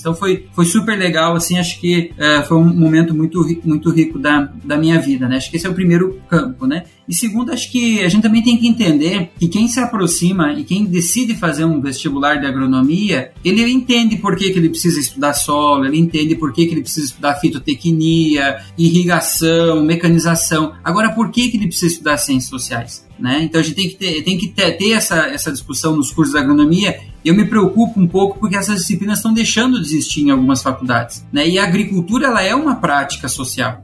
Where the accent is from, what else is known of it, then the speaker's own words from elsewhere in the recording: Videira, Santa Catarina, Brazil; sou natural de Videira, em Santa Catarina, fiz boa parte da, fiz toda a minha formação em Santa Catarina